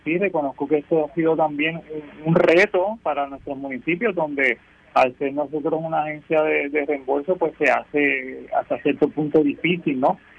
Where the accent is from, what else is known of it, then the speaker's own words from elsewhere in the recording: Puerto Rico; soy de aquí, que soy puertorriqueño